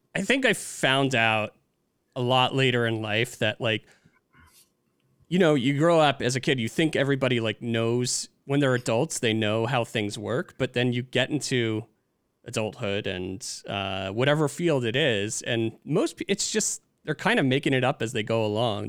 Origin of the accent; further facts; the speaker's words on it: Demarest, New Jersey, United States; the same town I grew up in in Demarest, New Jersey